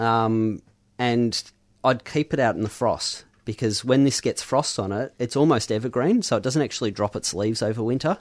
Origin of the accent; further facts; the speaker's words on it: Mount Macedon, Victoria, Australia; moved away; growing up in Mount Massot